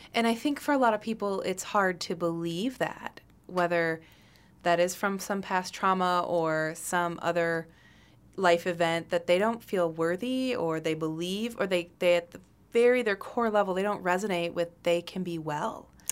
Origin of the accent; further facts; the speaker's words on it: Michigan, United States; I grew up in Michigan